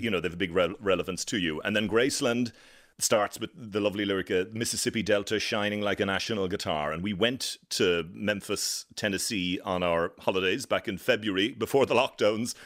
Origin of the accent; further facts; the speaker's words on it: near Ballincollig, Cork, Munster, Ireland; moved away as an adult; also born or lived in Dublin; now in Washington, United States; I grew up in Cork, a place called Farren, which is outside Ballincollig, not far from Cork City